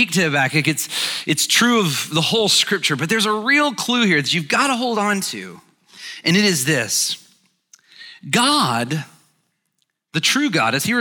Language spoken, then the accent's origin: English; Alabama, United States; moved away as an adult; also born or lived in Birmingham, Alabama; now in Atlanta, United States; I grew up in Alabama. I live here, obviously, in Atlanta now